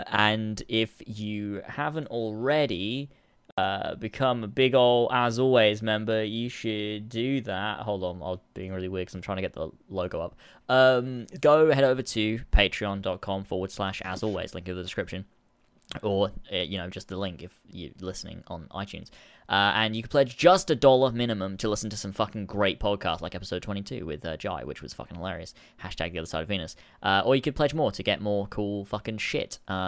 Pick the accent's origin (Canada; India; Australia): Australia; accent: Australian; Someone said to if I should do a video just speaking my Australian accent.